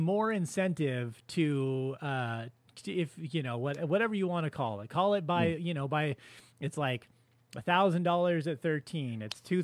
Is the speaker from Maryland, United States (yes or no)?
no; California, United States; Was a Knott's Berry Farm guy growing up in California